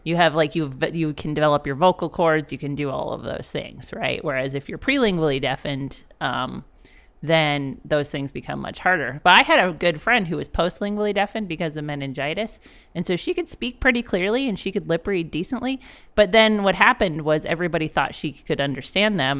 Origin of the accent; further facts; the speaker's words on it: Canada; moved away; I am Canadian and I'm not black